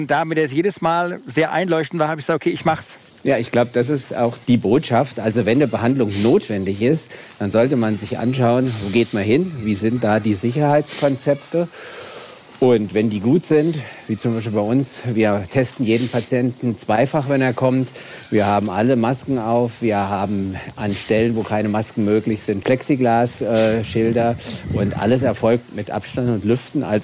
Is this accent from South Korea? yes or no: no; Wiesbaden, Hesse, Germany; wir beide kommen ja aus Hessen, ich aus Wiesbaden.